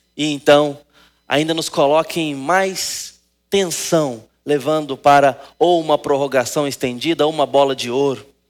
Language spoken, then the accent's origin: Portuguese; Brazil; nós Gostamos de futebol como brasileiros